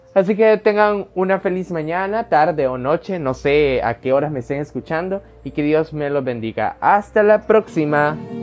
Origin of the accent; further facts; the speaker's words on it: El Salvador; El Salvador, el cual para los que no me conocen es mi país natal